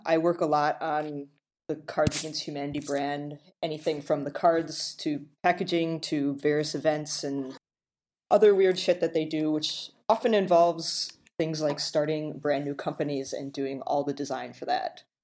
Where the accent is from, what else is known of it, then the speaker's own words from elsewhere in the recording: Illinois, United States; I'm born and raised in Illinois